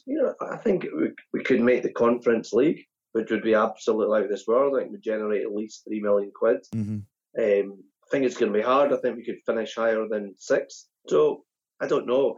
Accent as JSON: {"language": "English", "town": "Perth", "region": "Scotland", "country": "United Kingdom", "tie": "born or raised there", "said": "growing up in Perth"}